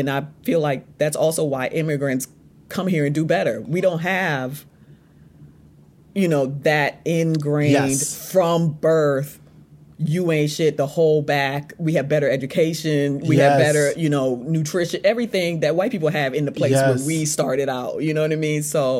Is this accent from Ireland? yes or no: no; U.S. Virgin Islands; now in United States; So, I'm from the Virgin Islands and I've been in the States for 20 years, but I always say I am in an advantage in that I grew up in my, formative years in a majority black place.